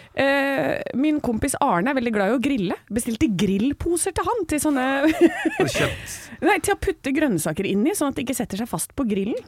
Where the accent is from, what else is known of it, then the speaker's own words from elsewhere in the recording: Hønefoss, Buskerud, Norway; 38 fra Hønefoss